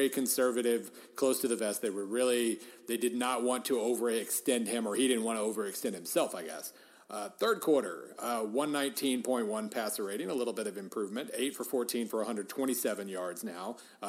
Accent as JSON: {"language": "English", "region": "Western Oklahoma", "country": "United States", "tie": "born or raised there", "said": "I grew up in Western Oklahoma."}